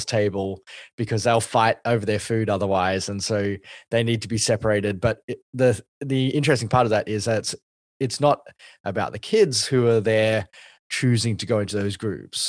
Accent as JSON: {"language": "English", "country": "Australia", "said": "as an Asian Australian"}